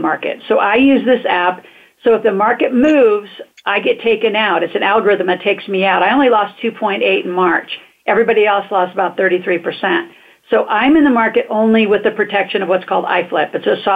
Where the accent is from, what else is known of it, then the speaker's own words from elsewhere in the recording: United States; we're American citizens.